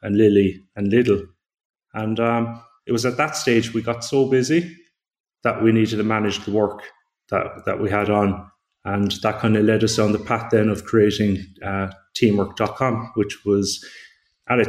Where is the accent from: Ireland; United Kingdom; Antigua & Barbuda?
Ireland; Glanmire, Munster; I grew up in East Cork, as you said, in a place called Glanmire